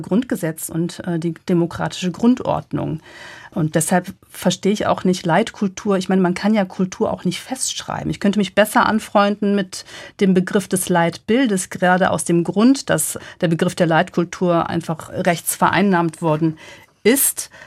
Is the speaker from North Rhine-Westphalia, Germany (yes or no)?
yes; Cologne, North Rhine-Westphalia, Germany; fühle ich mich als Kölnerin und würde sagen, das ist meine Heimat